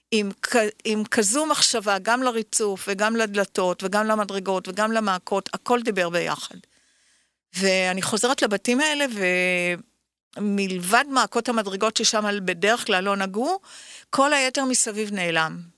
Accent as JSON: {"language": "Hebrew", "town": "Tel Aviv", "region": "Tel Aviv District", "country": "Israel", "tie": "born or raised there", "said": "ברחוב בורחוב."}